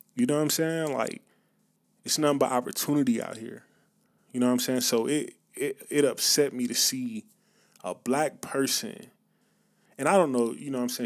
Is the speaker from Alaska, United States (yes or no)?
no; Atlanta, Georgia, United States; growing up in the South, growing up in Atlanta, on the outskirts of Atlanta